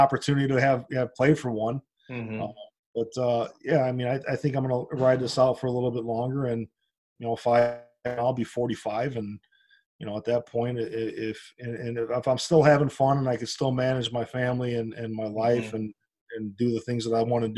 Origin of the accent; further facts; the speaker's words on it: Hobart, Indiana, United States; I live here, and this is my hometown, and this is my school, and this is where my family is